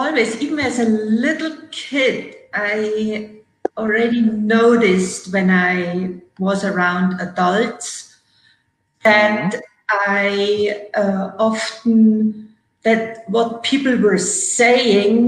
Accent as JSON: {"language": "English", "country": "Germany", "tie": "born or raised there", "moved": "as an adult", "lives_now": "United States", "said": "who came to restore and relax in Germany, in my hometown"}